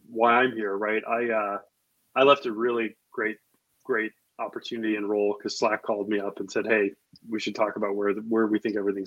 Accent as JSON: {"language": "English", "region": "Midwest", "country": "United States", "tie": "born or raised there", "moved": "yes", "said": "I grew up in the Midwest. I was in high school when all the John Hughes movies were coming out, where they were being shot."}